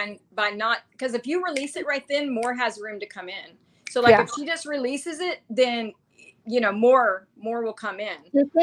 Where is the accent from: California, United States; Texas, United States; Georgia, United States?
Texas, United States; accent: Southern, Texas